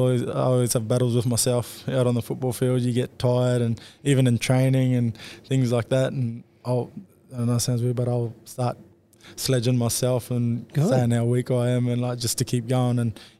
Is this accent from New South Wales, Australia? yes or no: no; Mackay, Queensland, Australia; now in Newcastle, Australia; I grew up in Mackay